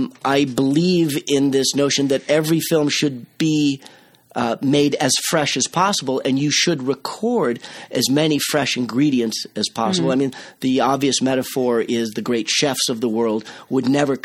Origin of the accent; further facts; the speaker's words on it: Cape Cod, Massachusetts, United States; also born or lived in Boston; I grew up on Cape Cod